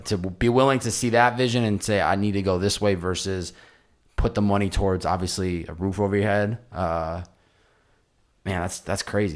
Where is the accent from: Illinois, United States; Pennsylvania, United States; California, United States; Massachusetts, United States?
Massachusetts, United States; where I grew up in Massachusetts